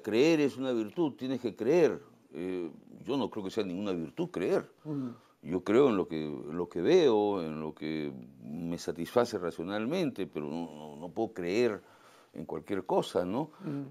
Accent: Lima, Peru; moved away as an adult; Yo nací en Miraflores, soy un pituco Miraflores, ¿no? Este, pero me fui al campo hace 20 años

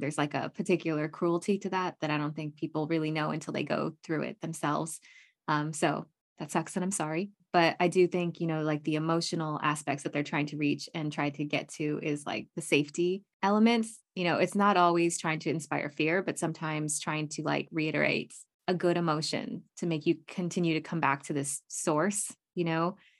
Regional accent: United States; I'm very American

